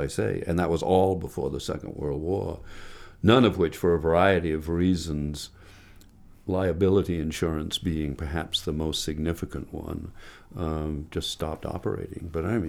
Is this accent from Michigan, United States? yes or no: no; Bethesda, Maryland, United States; also born or lived in Presque Isle, Maine; I'm proud to be a Mainer. I was born in Presque Isle, but not because we lived in Presque Isle. We lived in Bethesda, Maryland, the family did.